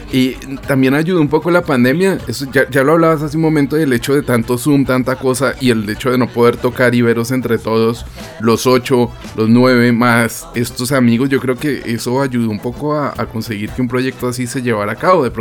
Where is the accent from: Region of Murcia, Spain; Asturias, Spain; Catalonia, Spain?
Catalonia, Spain; Montcada i Reixac; no solo en Barcelona, porque soy de Moncada y Rechac